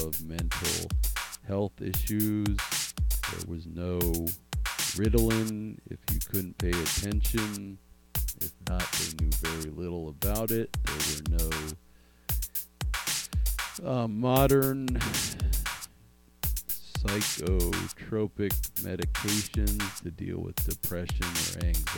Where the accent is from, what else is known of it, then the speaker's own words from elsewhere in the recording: Richmond, Virginia, United States; At the time of all this moving to Richmond, my mother was a French teacher